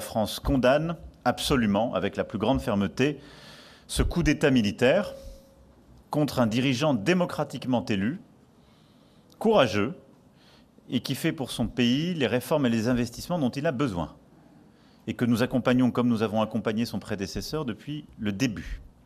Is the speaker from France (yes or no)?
no; Dakar, Senegal; now in Morocco; quand on, va chez moi à Dakar